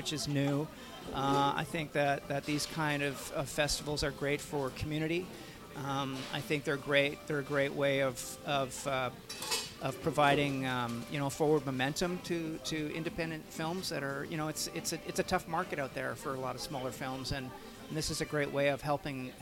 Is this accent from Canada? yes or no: yes; Vancouver, British Columbia, Canada; I live and work in Vancouver, Canada, and which is my hometown.